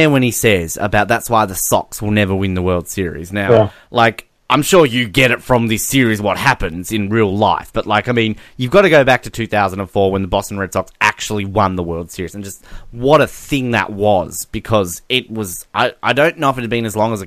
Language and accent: English; Australia; We're Australian. We're defending our country